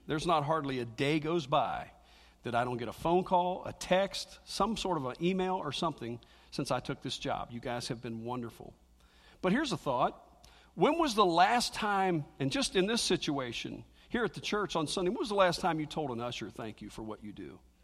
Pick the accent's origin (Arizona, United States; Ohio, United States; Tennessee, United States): Ohio, United States; Cincinnati; moved away; growing up in the Baptist church, I lived over in Cincinnati